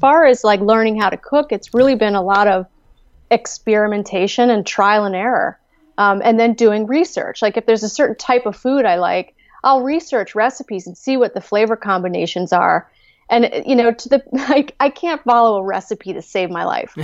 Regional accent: Gaithersburg, Maryland, United States; moved away as an adult; also born or lived in Chicago; now in West Virginia, United States; I did grow up in Maryland

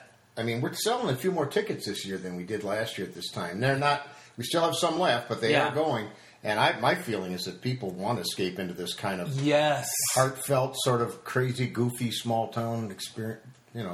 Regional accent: small town in southwest Minnesota, United States; moved away; It was a small town in southwest Minnesota, not far from where Rob grew up. It was in northwest Iowa. So we grew up about, 80 miles apart?

